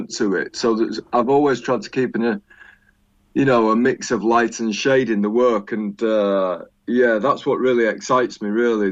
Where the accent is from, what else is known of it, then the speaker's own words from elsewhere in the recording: York, Yorkshire and the Humber, United Kingdom; I come from York, or Yoke, as I like to call it